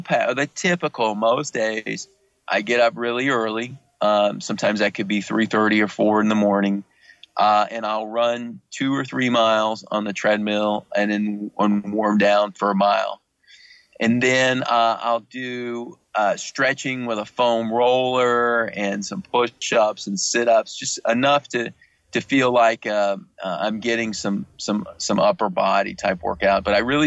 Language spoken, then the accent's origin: English; the South, United States; I grew up in the South where everything was fried